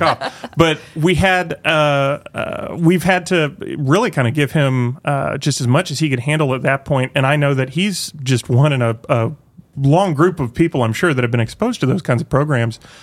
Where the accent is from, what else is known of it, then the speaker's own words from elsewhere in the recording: Tulsa, Oklahoma, United States; now in Northwest Arkansas, United States; I grew up in Tulsa, Oklahoma